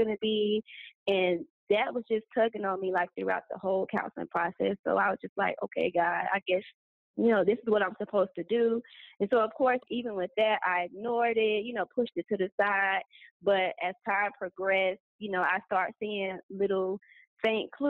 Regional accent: Atlanta, Georgia, United States; moved away as an adult; now in Cairo, Egypt; I am from Atlanta, Georgia, but I currently live in Cairo, Egypt

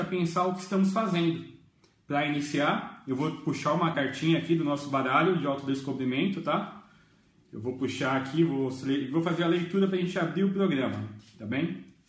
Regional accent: Jundiaí, São Paulo, Brazil; eu sou de Jundiaí

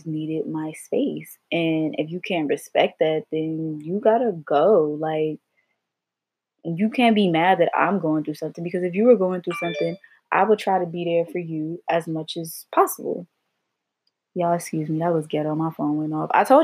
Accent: Los Angeles, California, United States; moved away as an adult; also born or lived in Virginia; I'm from Los Angeles, California

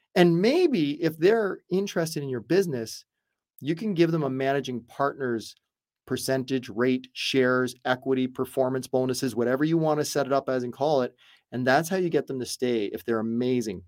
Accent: Canada; I'm Canadian, but I've been doing business in the States for well over 20 some odd years

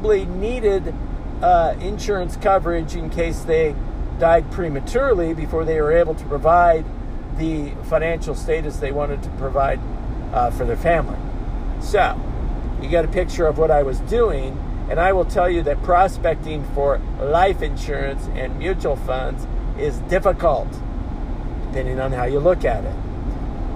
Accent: Oakley, Kansas, United States; moved away; I just spent a day and a half in my hometown

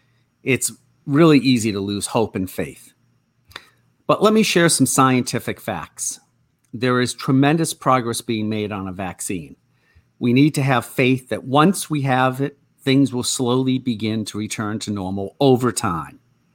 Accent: Natick, Massachusetts, United States; it's about the dog I had while growing up in the Boston area, in Natick.

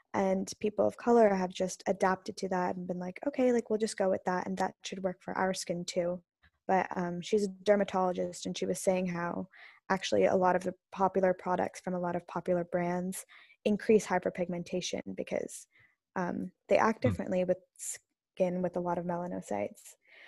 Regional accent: South India, India; And especially in India, I'm South Indian, and South Indian people are usually darker skin than North Indian.

